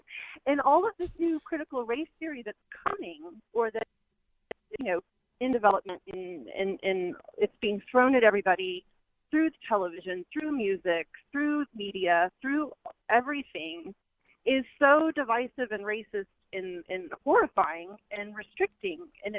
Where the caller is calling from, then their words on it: Houston, Texas, United States; I am also calling from Houston, and I'm a fellow convert.